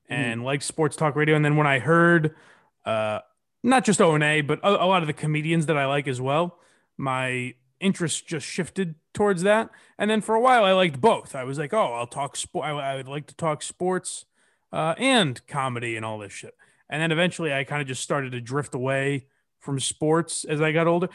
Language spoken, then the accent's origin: English; Western Massachusetts, United States; I grew up in Western Mass